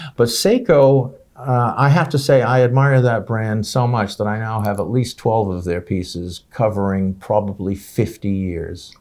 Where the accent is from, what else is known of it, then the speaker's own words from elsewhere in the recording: United States; I'm an American